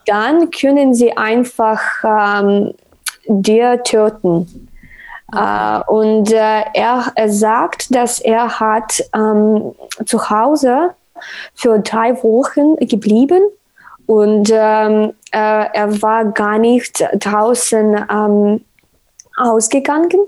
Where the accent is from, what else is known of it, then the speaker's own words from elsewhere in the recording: Sumy, Sumy Oblast, Ukraine; German is a second language; moved away as an adult; now in Lviv, Ukraine; ich bin in Summe geboren, äh, geboren und das ist die Stadt neben Kärnten